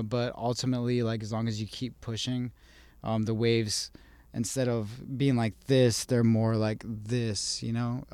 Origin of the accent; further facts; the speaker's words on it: Las Cruces, New Mexico, United States; also born or lived in Albuquerque, New Mexico; I was born in Las Cruces